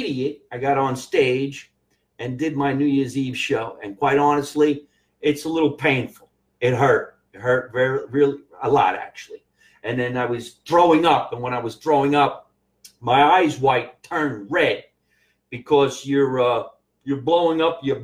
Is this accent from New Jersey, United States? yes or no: yes; Scotch Plains, New Jersey, United States; moved away as an adult; now in Los Angeles, United States; my hometown of Scotch Plains, New Jersey